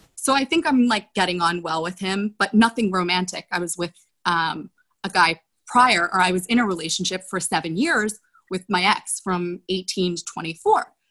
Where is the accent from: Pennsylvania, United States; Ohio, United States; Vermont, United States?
Pennsylvania, United States; Philadelphia; I'm from Philly